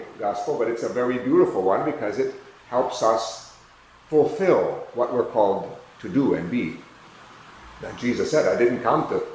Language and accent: English; United States; I'm from the United States.